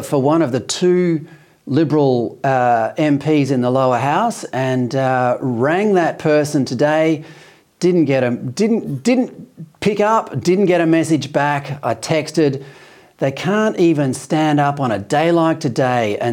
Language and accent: English; Western Australia, Australia; moved away as an adult; I grew up in Western Australia. I'm still quite a proud West Australian